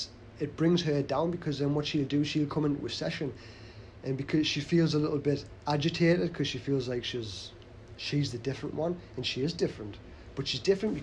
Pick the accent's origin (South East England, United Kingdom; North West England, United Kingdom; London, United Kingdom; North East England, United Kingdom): North East England, United Kingdom; the Northeast; we're from the Northeast